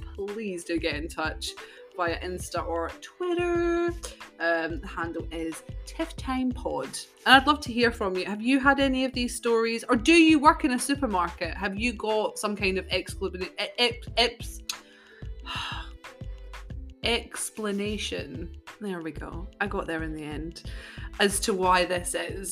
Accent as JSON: {"language": "English", "country": "United Kingdom", "said": "us as British people"}